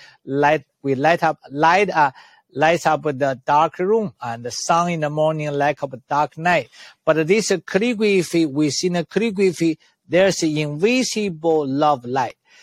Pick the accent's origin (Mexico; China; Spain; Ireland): China; moved away; also born or lived in Canada; I was born in China